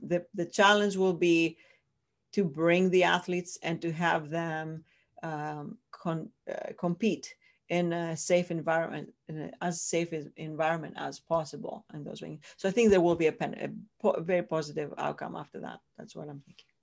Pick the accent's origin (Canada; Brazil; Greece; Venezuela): Greece; accent: Greek; English is a second language; moved away as an adult; Greece, I'm from Greece originally. That's where the accent comes from